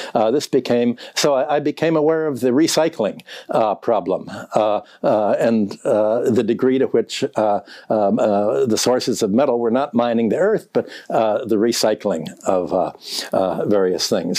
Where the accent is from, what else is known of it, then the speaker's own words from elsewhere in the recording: Chicago, Illinois, United States; also born or lived in Minneapolis; when I grew up in Chicago